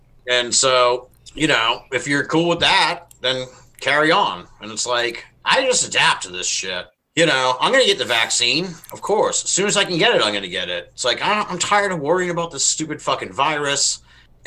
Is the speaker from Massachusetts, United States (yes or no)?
yes; Massachusetts, United States; we're all from Massachusetts